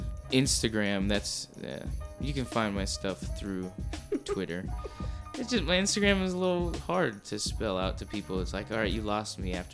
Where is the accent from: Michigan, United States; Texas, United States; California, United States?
California, United States; Orange County; Whenever I say I'm from Orange County, people think I'm from the beach